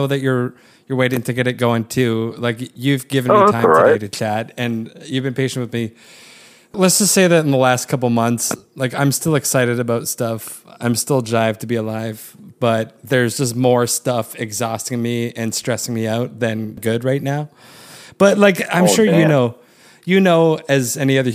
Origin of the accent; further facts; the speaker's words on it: Waterloo region, Ontario, Canada; my hometown, the Waterloo region of Ontario